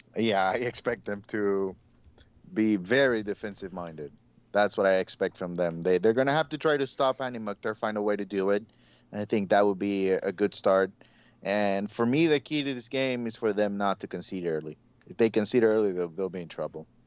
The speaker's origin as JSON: {"language": "English", "country": "Honduras", "tie": "born or raised there", "moved": "yes", "said": "growing up in Honduras"}